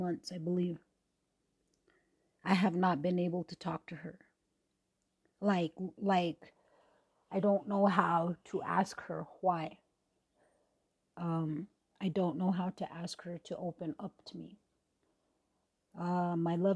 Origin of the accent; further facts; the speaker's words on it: Leech Lake Reservation, Minnesota, United States; moved away; I am from the Leech Lake Reservation, Cha-Cha Bani. My band is Pillager